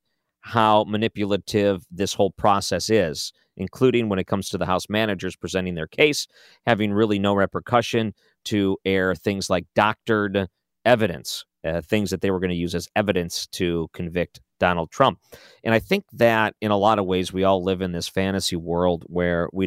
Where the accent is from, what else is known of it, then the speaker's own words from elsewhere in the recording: United States; I am an American